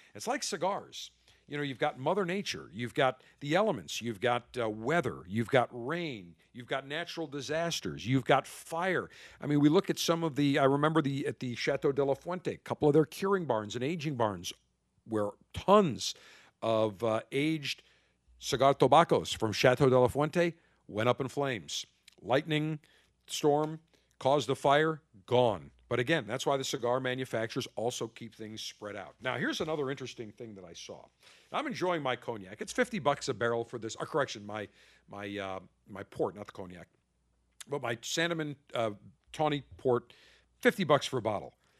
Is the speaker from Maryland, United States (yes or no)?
no; Buffalo, New York, United States; moved away; Buffalo, New York, my hometown.